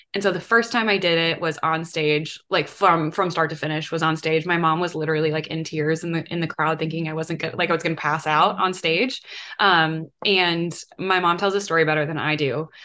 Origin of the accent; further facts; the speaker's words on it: Mequon, Wisconsin, United States; moved away as an adult; also born or lived in Georgia; I grew up outside of Milwaukee in a town called Mequon, and I was born and raised, like literally lived in the same house my whole life